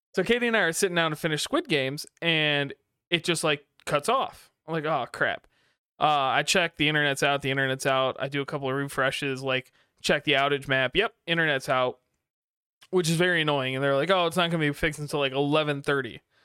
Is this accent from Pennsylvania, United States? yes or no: no; Kalamazoo, Michigan, United States; I grew up in Kalamazoo